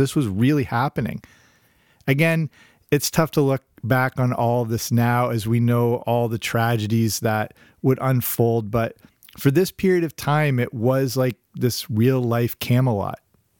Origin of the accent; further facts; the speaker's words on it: England, United Kingdom; As I mentioned, growing up in England, I watched that all the time.